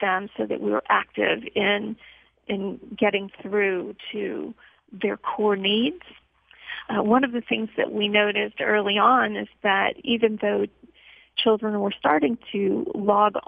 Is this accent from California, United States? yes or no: no; New Orleans, Louisiana, United States; moved away as an adult; now in Texas, United States; I'm originally from New Orleans